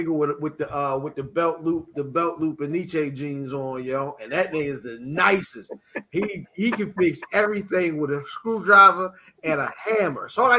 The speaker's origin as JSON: {"language": "English", "town": "Severn", "region": "Maryland", "country": "United States", "tie": "born or raised there", "said": "my hometown of Severn."}